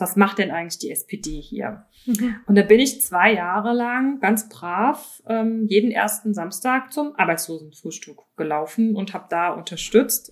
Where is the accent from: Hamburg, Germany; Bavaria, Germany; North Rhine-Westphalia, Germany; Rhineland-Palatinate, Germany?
Rhineland-Palatinate, Germany; accent: Moselfränkisch; moved away as an adult; now in Berlin, Germany; Aufgewachsen bin ich aber an der Mosel und auch dort geboren, also eine Moselanerin, wie man sagt. Und ich spreche und beherrsche auch das tolle Moselfränkisch.